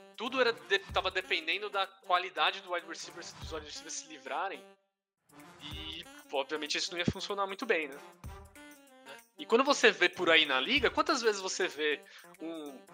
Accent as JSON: {"language": "Portuguese", "country": "Brazil", "said": "a gente é brasileiro"}